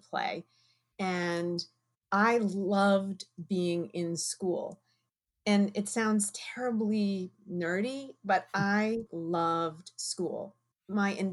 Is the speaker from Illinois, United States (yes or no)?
no; right outside of UConn, Connecticut, United States; I grew up in Connecticut right outside of UConn